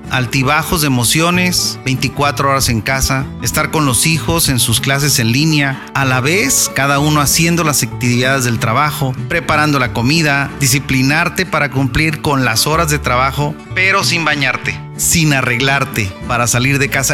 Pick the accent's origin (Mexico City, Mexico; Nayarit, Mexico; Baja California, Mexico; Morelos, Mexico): Nayarit, Mexico; Tepic; also born or lived in Mazatlán, Sinaloa; desde mi tierra, Tepic Nayarit